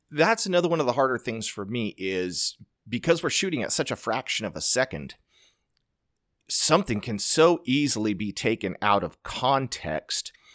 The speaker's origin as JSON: {"language": "English", "town": "Nampa", "region": "Idaho", "country": "United States", "tie": "born or raised there", "said": "Snake River Stampede. Being my hometown rodeo"}